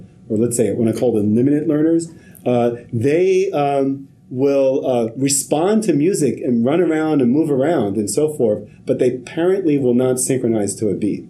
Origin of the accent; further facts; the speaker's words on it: New York City, New York, United States; grew up in Harlem, had the whole poverty experience